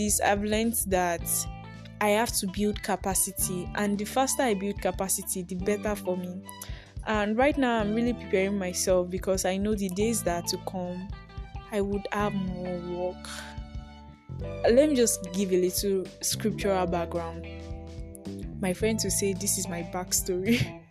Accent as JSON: {"language": "English", "country": "Nigeria", "said": "I am a Nigerian YouTuber, podcaster."}